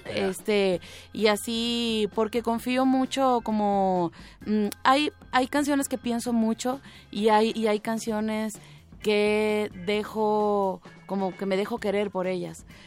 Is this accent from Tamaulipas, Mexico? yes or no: no; Tijuana, Baja California, Mexico; moved away as an adult; also born or lived in Havana, Cuba; now in Guadalajara, Mexico; nací en La Habana. Em, ahí crecí hasta prácticamente como hasta los 10 años más o menos. Luego me fui a Tijuana